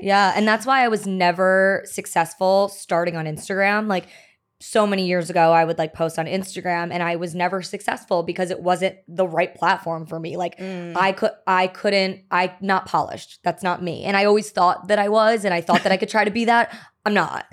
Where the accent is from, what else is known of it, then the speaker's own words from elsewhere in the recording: New Jersey, United States; also born or lived in Maryland; now in New York City, United States; I'm was born in Maryland um but grew up in Jersey. Okay. So I'm a Jersey girl